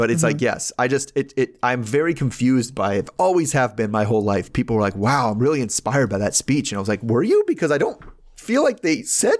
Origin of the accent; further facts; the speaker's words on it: Baltimore, Maryland, United States; I'm from Baltimore, right?